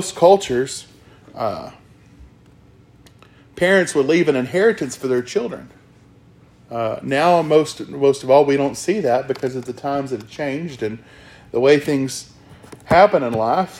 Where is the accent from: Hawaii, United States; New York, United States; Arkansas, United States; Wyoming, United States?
Arkansas, United States; I'm from Arkansas